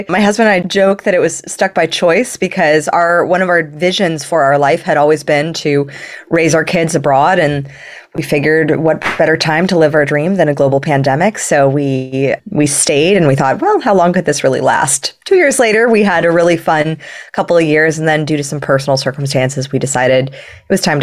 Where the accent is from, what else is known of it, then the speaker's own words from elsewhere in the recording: Los Angeles, California, United States; I grew up in Los Angeles